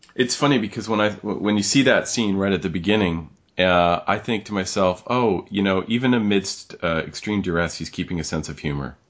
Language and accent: English; Canada; we're Canadians